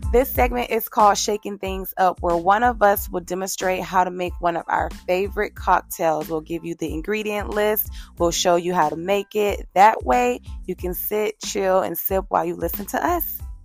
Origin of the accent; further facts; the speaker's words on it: Savannah, Georgia, United States; I'm from Savannah, Georgia. So I grew up with a family where we kind of just got together